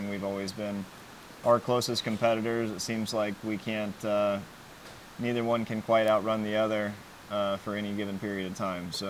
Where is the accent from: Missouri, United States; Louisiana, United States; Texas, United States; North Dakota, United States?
Texas, United States; Greenville